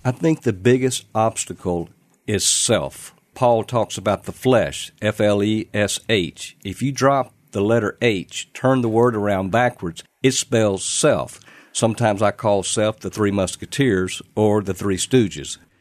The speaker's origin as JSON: {"language": "English", "area": "Clarksville", "region": "Mississippi", "country": "United States", "tie": "born or raised there", "said": "I was about six years of age. The pastor of the church, Riverside Baptist in Clarksville, Mississippi"}